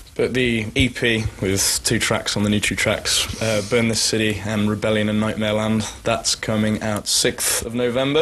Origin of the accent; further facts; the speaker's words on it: England, United Kingdom; moved away as an adult; now in Sweden; I'm English, but I'm living in Sweden now, so this is like my home country now